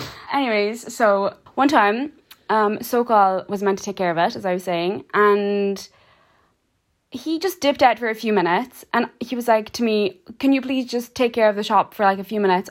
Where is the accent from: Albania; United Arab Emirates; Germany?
Albania; Kukës, Kukës County; now in Cork, Ireland; We are from a small town in the north of Albania called Cucas